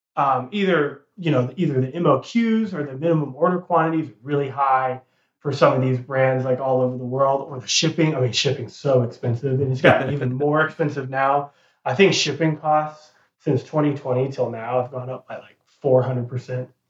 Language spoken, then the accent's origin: English; Texas, United States; moved away as an adult; also born or lived in South Carolina / North Carolina; now in Charlotte, United States; I was born and raised in Texas. All 18 years mm-hmm. of my life was lived in Texas, so I was a Texas guy like through and through